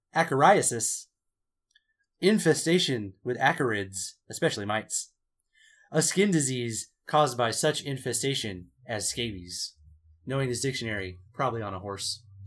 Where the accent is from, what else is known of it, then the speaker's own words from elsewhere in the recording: California, United States; We're all from California